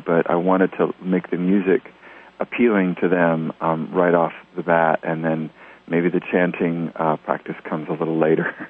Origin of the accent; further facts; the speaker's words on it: Tennessee, United States; also born or lived in New Jersey; I was born in New Jersey and grew up in Tennessee